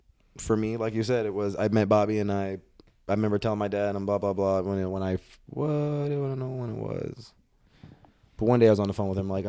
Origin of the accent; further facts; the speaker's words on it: North Carolina, United States; I was born on an army base, so this is where I go back to. I'm from North Carolina.